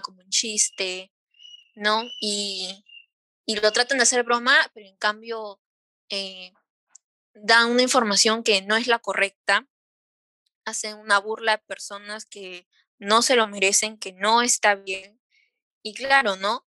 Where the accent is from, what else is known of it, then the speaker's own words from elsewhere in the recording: Peru; nosotras las tres somos peruanas